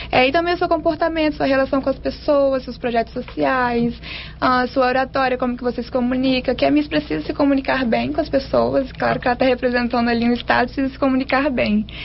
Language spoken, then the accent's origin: Portuguese; Vitória, Espírito Santo, Brazil; also born or lived in Linhares; Eu nasci em Linhares e vim para Vitória com dois anos de idade.